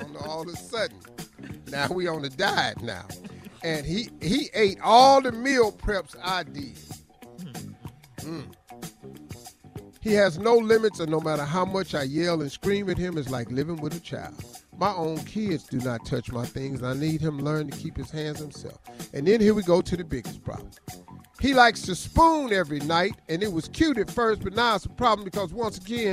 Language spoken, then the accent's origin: English; Cleveland, Ohio, United States; I'm from Cleveland